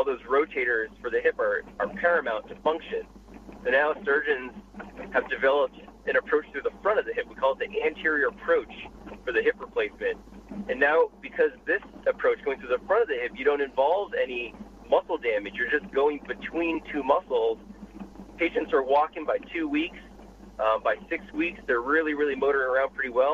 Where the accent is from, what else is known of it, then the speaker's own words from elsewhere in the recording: Boston, Massachusetts, United States; moved away as an adult; now in Los Angeles, United States; I was born and raised in Boston, was there for 30 years before I moved out to L.A.